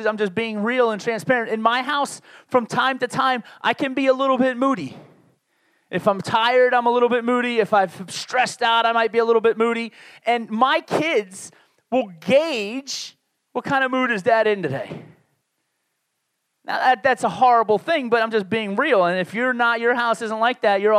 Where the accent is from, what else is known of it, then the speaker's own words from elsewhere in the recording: New York City and Baltimore, Maryland, Northeast, United States; moved away; also born or lived in Laredo, Texas; I grew up in the Northeast. I will consider most of my growing up years in New York City and Baltimore, Maryland, two major cities in the Northeast of the United States.